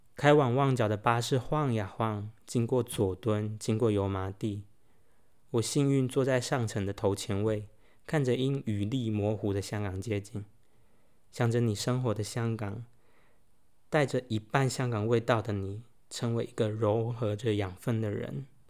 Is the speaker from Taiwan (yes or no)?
yes; Taiwan; 身为台湾人